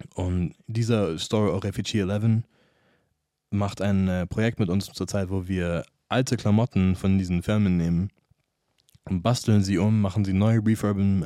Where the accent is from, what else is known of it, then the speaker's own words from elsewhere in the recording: United States; first language English; German is a second language; now in Munich, Germany; aus der Gegend, wo ich aufgewachsen bin, in Amerika